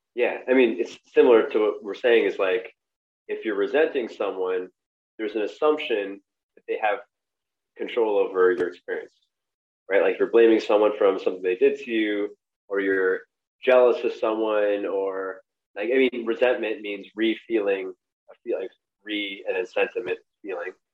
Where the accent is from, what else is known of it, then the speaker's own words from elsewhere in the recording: New York City, New York, United States; I grew up in Brooklyn also